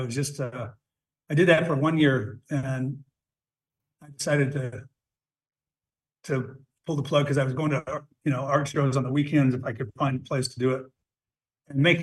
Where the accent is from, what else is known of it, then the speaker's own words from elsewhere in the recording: Lander, Wyoming, United States; also born or lived in Dubois, Wyoming; I came back to my hometown of Lander